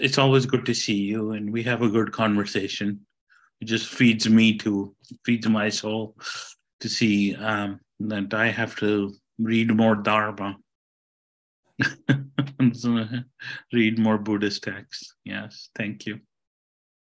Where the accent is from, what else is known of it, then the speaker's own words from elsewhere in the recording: India; moved away; I'm Indian